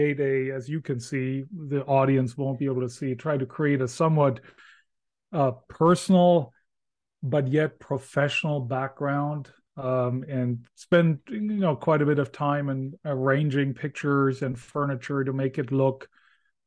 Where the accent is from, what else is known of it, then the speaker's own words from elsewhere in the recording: Germany; English is a second language; moved away; I can say not only born, but born and raised in Germany